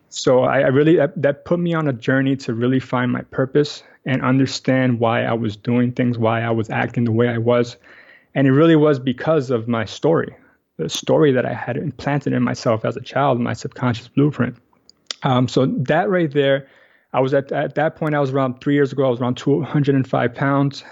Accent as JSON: {"language": "English", "town": "New York City", "region": "New York", "country": "United States", "tie": "born or raised there", "also_born_or_lived": "Astoria, Queens", "said": "I actually grew up in Washington Heights uh, my whole life, but I moved here about three years ago with my wife."}